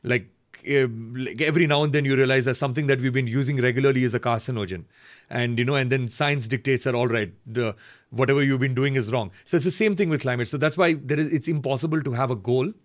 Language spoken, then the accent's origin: English; Bangalore, Karnataka, India; growing up in Bangalore, making independent music